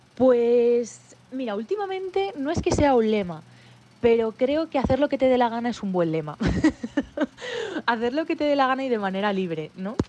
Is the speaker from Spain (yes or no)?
yes; Madrid, Community of Madrid, Spain; yo siempre digo que soy madrileña de nacimiento y sevillana de corazón. Tengo el gran lujo de tener sangre sevillana por mis venas. Eh, gracias a la familia de mi madre